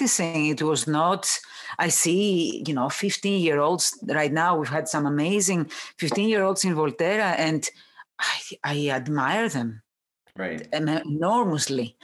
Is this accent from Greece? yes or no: yes; Athens, Attica, Greece; English is a second language; moved away as an adult; also born or lived in London / New York; I was born in Athens and raised in a big city